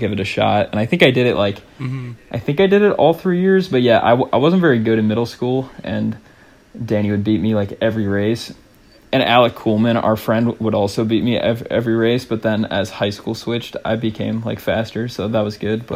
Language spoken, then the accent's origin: English; St. Charles, Illinois, United States; also born or lived in Seattle, Washington; I was born in Seattle. I was born like, yeah, pretty much in the heart of Seattle. And then we moved to Fox Mill or St. Charles when I was like preschool or kindergarten.